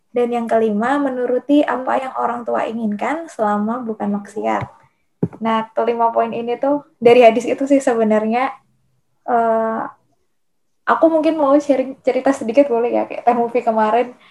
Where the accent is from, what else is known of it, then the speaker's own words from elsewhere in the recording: Yogyakarta, Special Region of Yogyakarta, Indonesia; aku nggak mau jadi anak rantau gitu aku kan orang Jogja pengennya udahlah kuliah di UGM aja gitu